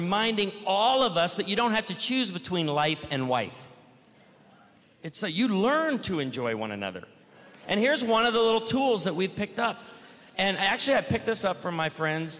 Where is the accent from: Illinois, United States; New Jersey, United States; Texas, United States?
Illinois, United States; I grew up in Illinois where we grew a lot of produce